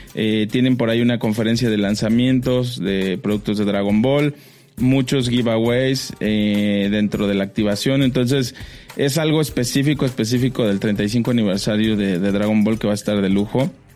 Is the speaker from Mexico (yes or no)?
yes; Mexico; como mexicanos